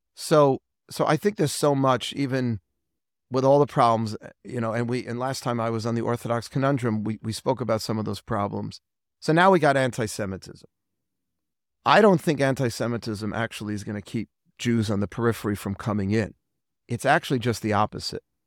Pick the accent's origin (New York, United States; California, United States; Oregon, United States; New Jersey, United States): New York, United States; New York City; also born or lived in Manhattan, New York; I'm from Forest Hills, Queens. I'm a proud Queens boy.